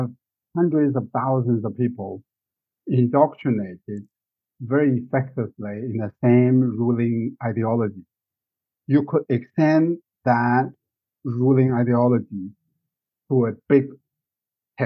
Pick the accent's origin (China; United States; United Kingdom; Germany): China; moved away; when I was growing up in China, I read these poems